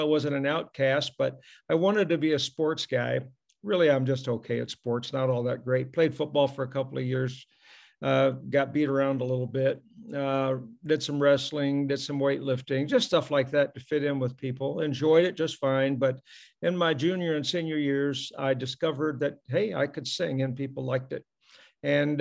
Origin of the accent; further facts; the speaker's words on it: Pontiac, Michigan, United States; I was born in Pontiac, Michigan